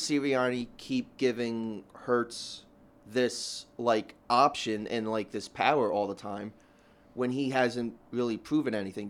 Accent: Philadelphia, Pennsylvania, United States; Raised, born and raised in South Philly.

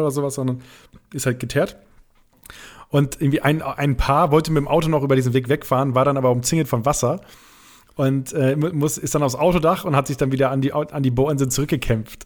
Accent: Rheiderland, Lower Saxony, Germany; moved away; bei uns in, im Räderland, da wo ich herkomme

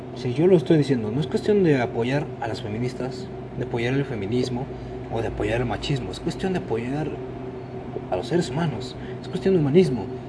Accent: Mexico; Así somos todos los mexicanos

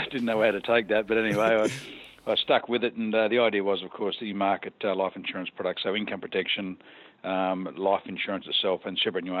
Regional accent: Newcastle, New South Wales, Australia; I born and bred in Newcastle, as my family has been the last number of generations.

